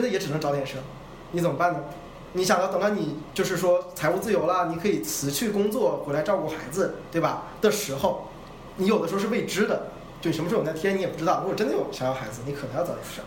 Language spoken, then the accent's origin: Chinese; China; 我们的国内